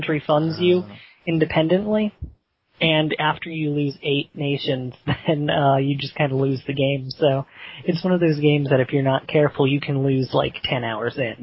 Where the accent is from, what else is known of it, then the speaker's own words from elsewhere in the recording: Central Pennsylvania, United States; I'm from Central PA